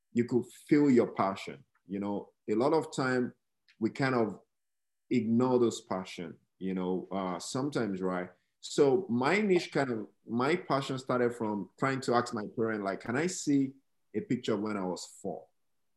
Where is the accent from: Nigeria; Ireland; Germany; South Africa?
Nigeria; moved away as an adult; now in United States; Growing up in Nigeria